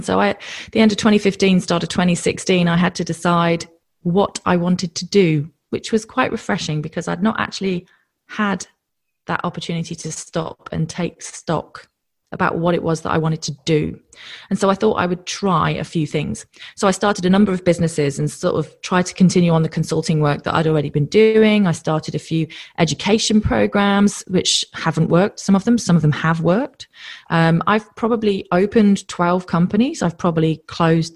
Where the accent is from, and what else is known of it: United Kingdom; moved away as an adult; now in Australia